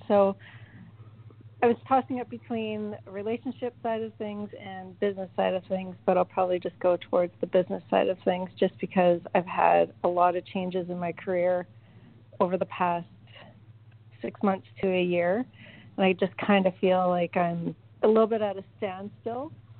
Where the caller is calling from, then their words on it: Cayman Islands; I'm calling from the Cayman Islands.